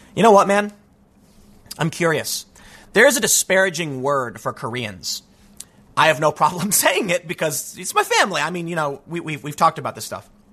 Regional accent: Chicago, Illinois, United States; moved away; I grew up in a Spanish-speaking area in the south side of Chicago

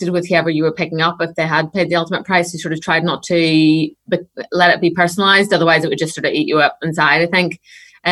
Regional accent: Northern Irish, Northern Ireland, United Kingdom; being Northern Irish

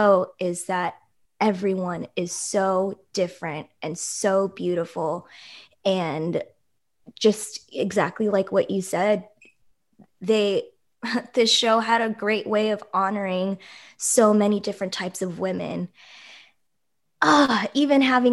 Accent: Oakland, California, United States; I grew up here too, and there are so many Filipinos

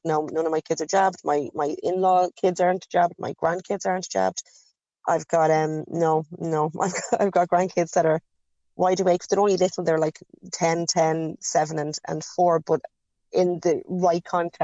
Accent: Ireland; We grew up in Catholic Ireland

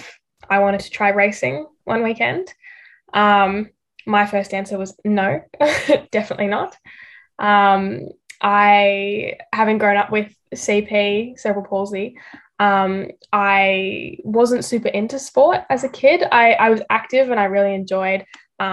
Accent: Melbourne, Victoria, Australia; I grew up in Melbourne

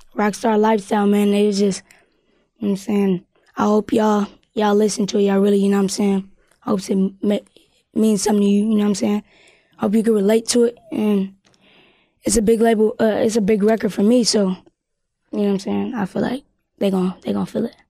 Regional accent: Louisville, Kentucky, United States; also born or lived in Ohio; I'm from Louisville, K Y, but born in Ohio

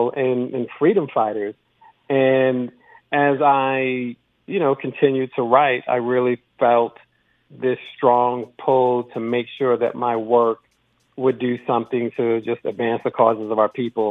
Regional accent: New York City, New York, United States; I grew up in the Bronx

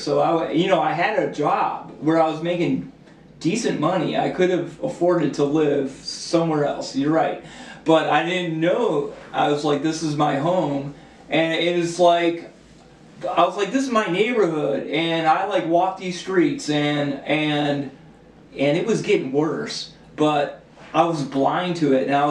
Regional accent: Cleveland, Ohio, United States; I came from Cleveland Public Schools. I went to Collinwood High School.

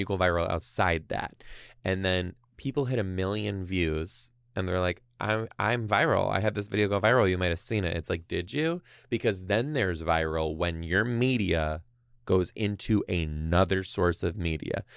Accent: Detroit, Michigan, United States; now in Seattle, United States; I'm from Detroit.

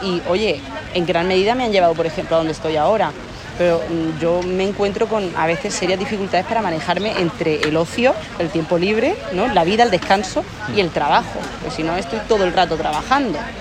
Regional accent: Torrevieja, Valencian Community, Spain; moved away as an adult; also born or lived in Murcia; Pues yo soy de Alicante, como se nota por mi acento, que no soy de aquí, soy de la playita, de Alicante, de Torrevieja

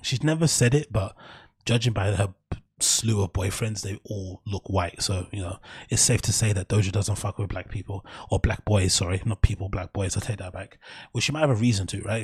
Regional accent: London, United Kingdom; growing up in the East

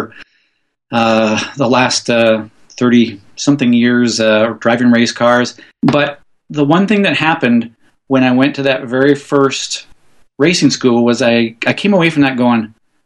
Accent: Vancouver, British Columbia, Canada; I'm from Vancouver, Canada

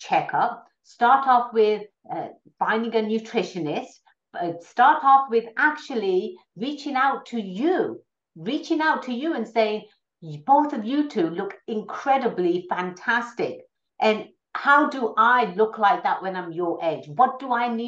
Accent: England, United Kingdom; moved away as an adult; now in California, United States; I was born and raised in England. I came out to America for further education. I've always been in California.

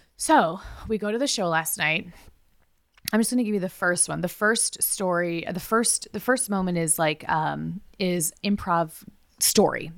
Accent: United States; I try not to be as American, even though I'm very American.

